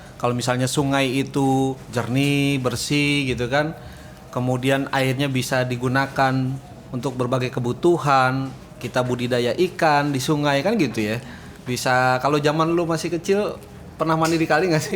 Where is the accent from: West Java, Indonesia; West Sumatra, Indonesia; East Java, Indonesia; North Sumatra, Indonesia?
West Java, Indonesia; Depok; Saya Depok